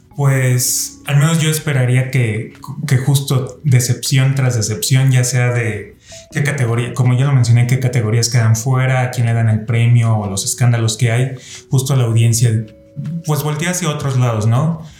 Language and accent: Spanish; Mexico; aquí en México tenemos los Arieles